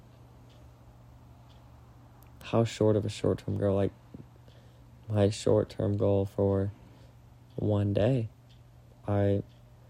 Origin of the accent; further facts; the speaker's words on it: Florida, United States; moved away; go home to Florida and to show Maddie my hometown